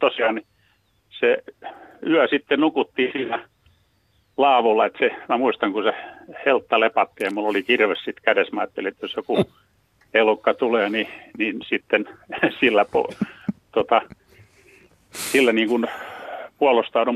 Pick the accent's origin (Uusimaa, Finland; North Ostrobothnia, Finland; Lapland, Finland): Uusimaa, Finland; Helsinki; mä oon tämmönen stadilainen kundi kurvissa lapsuuteen elänyt